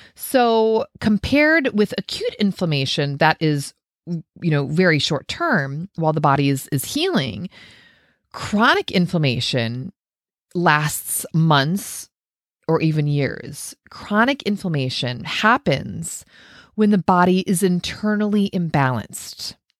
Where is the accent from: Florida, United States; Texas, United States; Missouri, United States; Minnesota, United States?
Minnesota, United States; I grew up in Minnesota